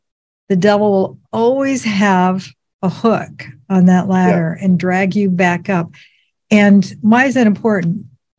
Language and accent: English; United States; no mistake that I'm an American woman